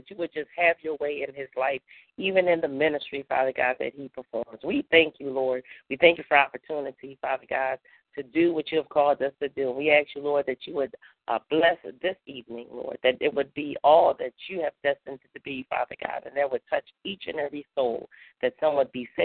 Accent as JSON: {"language": "English", "town": "Philadelphia", "region": "Pennsylvania", "country": "United States", "moved": "yes", "lives_now": "Swainsboro, United States", "said": "I am originally from Philadelphia"}